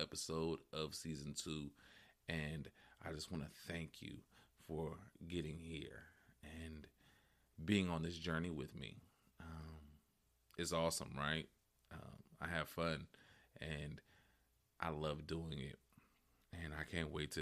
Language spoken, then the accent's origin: English; West Coast, United States; I grew up in on the West Coast